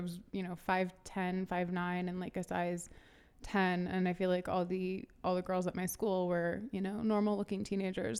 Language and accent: English; St. Louis, Missouri, United States; also born or lived in Atlanta, Georgia / New York; we moved to Saint Louis, um, right before I started fifth grade. And I lived in Saint Louis through high school